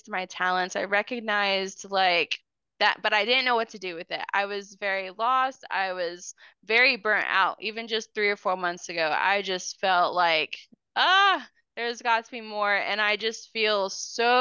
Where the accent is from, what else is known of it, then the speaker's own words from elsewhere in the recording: Oklahoma, United States; also born or lived in Missouri / Moore, Oklahoma / Choctaw, Oklahoma; we moved from Missouri to Oklahoma. I was like in the third grade